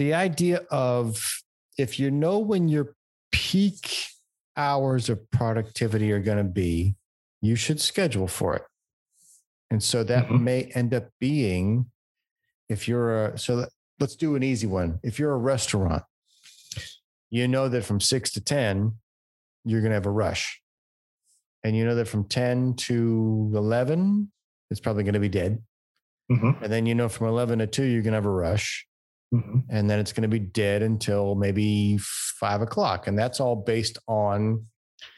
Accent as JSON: {"language": "English", "country": "United States", "said": "as an American"}